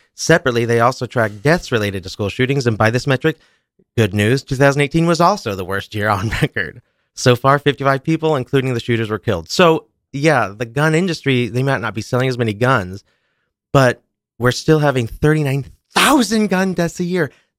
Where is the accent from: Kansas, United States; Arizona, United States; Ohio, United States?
Kansas, United States; Kansas City; now in New York, United States; But we grew up in Kansas.